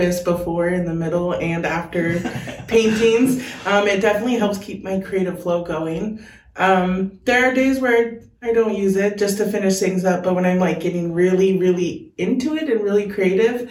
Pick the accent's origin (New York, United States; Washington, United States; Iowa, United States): Washington, United States; Tacoma; also born or lived in Puyallup, Washington; I'm born in Puyallup, but raised Tacoma area